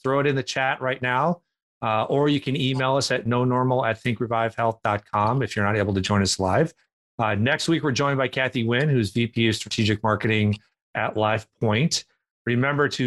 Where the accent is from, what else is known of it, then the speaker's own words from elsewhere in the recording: Minneapolis, Minnesota, United States; I'm from Minneapolis, where Northwest Airlines was based before it merged with Delta